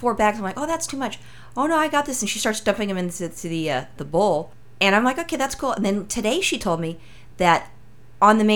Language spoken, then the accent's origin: English; New York City, New York, United States; I'm from Brooklyn.